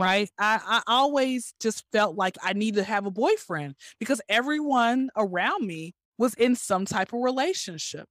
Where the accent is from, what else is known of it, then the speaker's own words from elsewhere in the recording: Atlanta, Georgia, United States; I'm born and raised in Atlanta